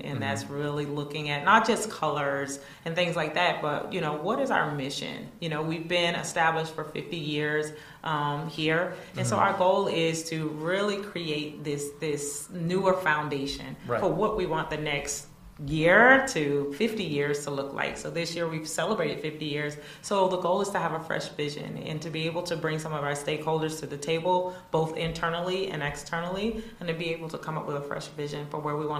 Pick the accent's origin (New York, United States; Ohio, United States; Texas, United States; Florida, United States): Florida, United States; Crescent City; born or raised there